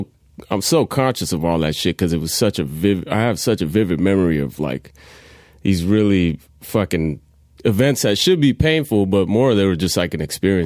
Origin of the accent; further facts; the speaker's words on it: San Francisco, California, United States; also born or lived in San Jose / New York; San Jose, I was born there and then was there until I was 6 years old. Then moved back to New York with my mom and her family. Then we moved back to the Bay and we were in San Francisco.